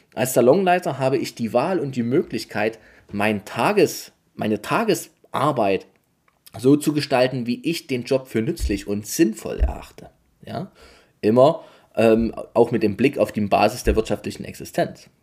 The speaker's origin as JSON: {"language": "German", "region": "Saxony", "country": "Germany", "said": "bei uns in Sachsen"}